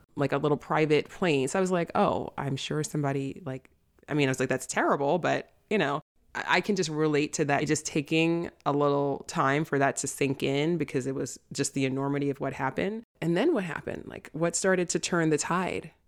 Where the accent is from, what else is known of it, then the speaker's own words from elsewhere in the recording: New York City, New York, United States; also born or lived in Manhattan; I grew up in the South Bronx